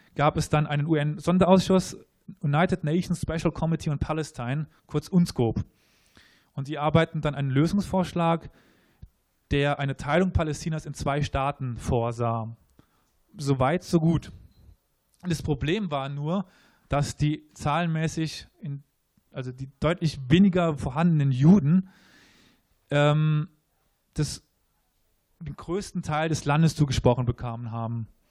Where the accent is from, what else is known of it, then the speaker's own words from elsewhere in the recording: Germany; wir uns als Deutsche empfinden